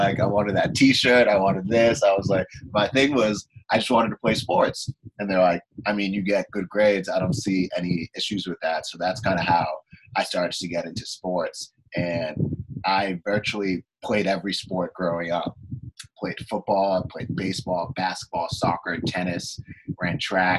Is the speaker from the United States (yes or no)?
yes; Boston, Massachusetts, United States; moved away as an adult; also born or lived in Canton, Massachusetts; now in Los Angeles, United States; I grew up in Boston, Massachusetts primarily. I lived in Boston for about 10 years. And then when I was in about third grade, me and my family decided to move to the suburbs, a small town called Canton, Massachusetts.